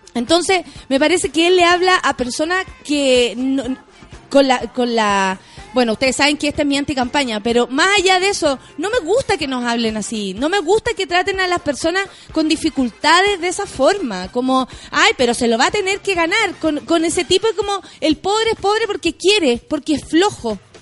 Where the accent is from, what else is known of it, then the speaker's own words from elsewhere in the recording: Chile; yo soy una ciudadana chilena